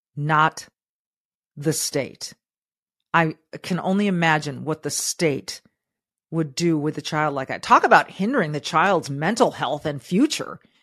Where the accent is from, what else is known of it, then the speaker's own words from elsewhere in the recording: Southern California, United States; I was raised in Southern California